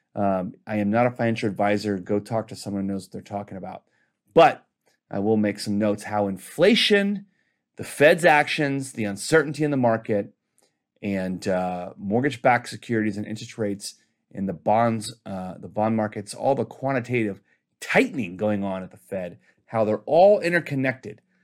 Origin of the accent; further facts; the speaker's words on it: Texas, United States; My home state of Texas